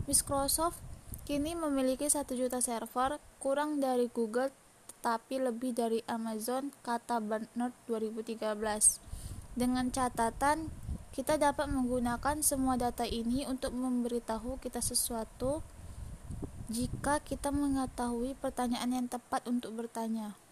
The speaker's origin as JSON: {"language": "Indonesian", "town": "Tanjung Pinang", "region": "Riau Islands", "country": "Indonesia", "tie": "born or raised there", "said": "Umur saya 18 tahun, tempat dan tanggal lahir Tanjung Pinang 2 Mei 2003. Saya tinggal di kilometer 15 arah Uban. Asal sekolah saya SMK Negeri 4 Tanjung Pinang."}